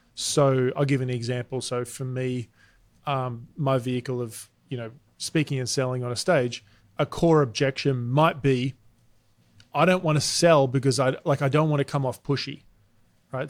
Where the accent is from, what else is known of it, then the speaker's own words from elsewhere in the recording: Australia; moved away as an adult; now in United States; you can hear I'm Australian. We moved to America six years ago.